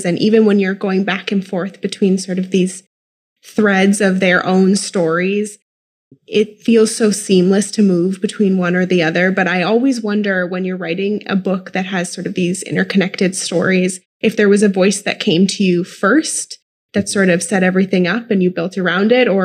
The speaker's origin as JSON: {"language": "English", "region": "Midwest", "country": "United States", "said": "I'm from the Midwest and have a tendency to do some crazy things with vowels"}